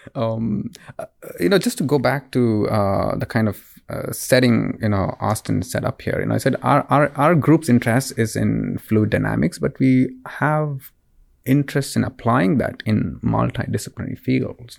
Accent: Bangalore, Karnataka, India; moved away; I'm originally uh, from Bangalore, India. So it's a city in the southern part of India.

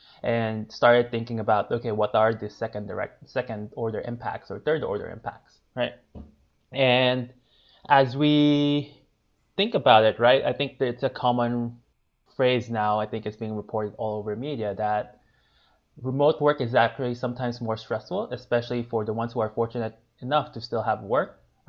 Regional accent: Philippines; moved away as an adult; also born or lived in Asia; now in Bay Area, United States; I grew up in the Philippines, where I stayed there for most of my

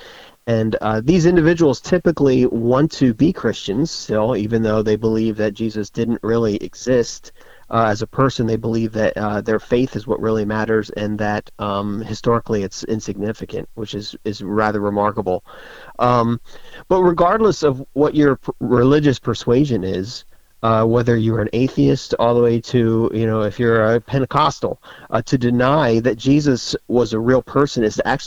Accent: the North, United States; now in Florida, United States; I grew up in the north

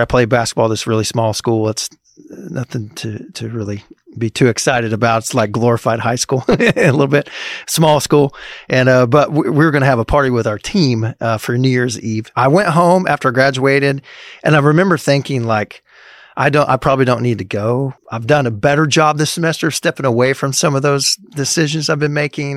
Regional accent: Springfield, Missouri, United States; now in Manhattan, Kansas, United States; I grew up in Springfield, Missouri area

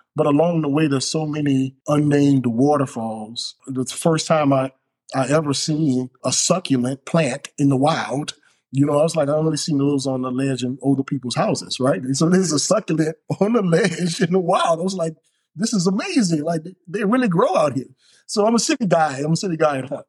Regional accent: New Orleans, Louisiana, United States; now in Alabama, United States; I'm from New Orleans, of course. So being raised there, you're just surrounded by water all the time

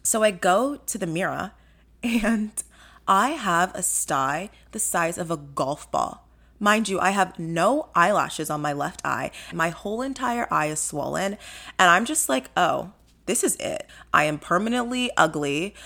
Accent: Nigeria; I'm Nigerian.

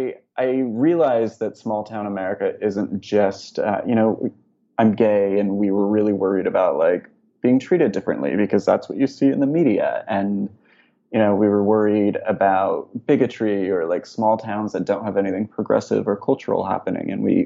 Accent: West Coast, United States; I grew up on the West Coast and have only ever really lived in big cities or suburbs.

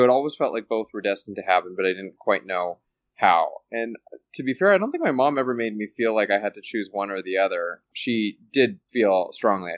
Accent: Calgary, Alberta, Canada; I'm originally from Calgary, Alberta, Canada, born and raised.

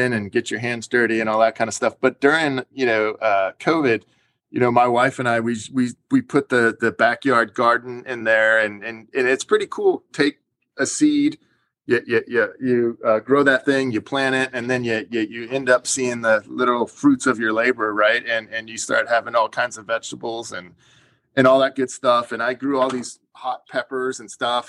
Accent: San Diego, California, United States; now in Washington, DC, United States; I grew up in Southern Cal, right, in San Diego

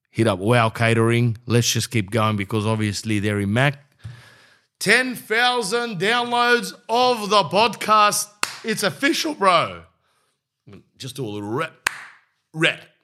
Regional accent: Sydney, New South Wales, Australia; I'm from Sydney.

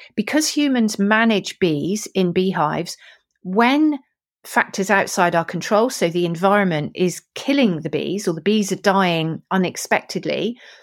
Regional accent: Weymouth, South West England, United Kingdom; I was born in Weymouth, Dorset, so I'm a Dorset girl as a child

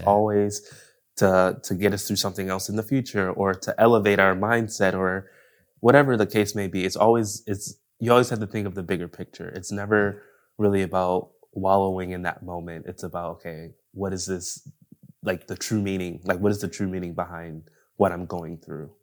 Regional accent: Buffalo, New York, United States; moved away as an adult; also born or lived in Los Angeles, California; now in Orange County, United States; I'm from New York, so I'm from Buffalo

